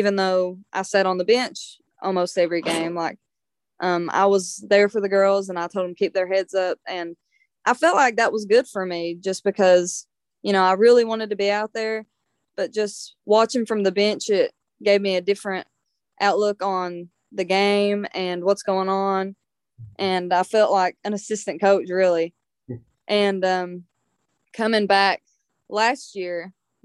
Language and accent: English; eastern Kentucky mountains, United States; just another mountain girl